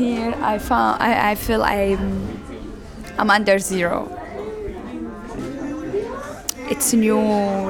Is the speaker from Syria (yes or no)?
yes; Damascus, Damascus Governorate, Syria; moved away as an adult; now in Berlin, Germany; I'm from Syria, from Damascus, the capital. I came to Berlin 3 years ago.